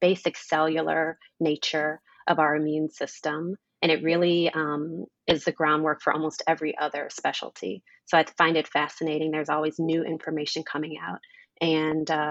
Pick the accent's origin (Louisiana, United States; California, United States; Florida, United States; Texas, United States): Louisiana, United States; New Orleans; moved away; I'm from New Orleans, Louisiana. Very large family out there.